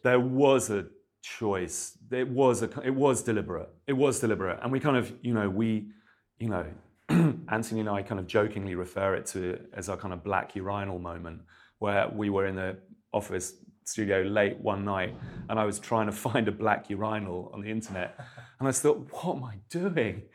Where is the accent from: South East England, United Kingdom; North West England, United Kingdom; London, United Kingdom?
South East England, United Kingdom; Milton Keynes; I grew up in Milton Keynes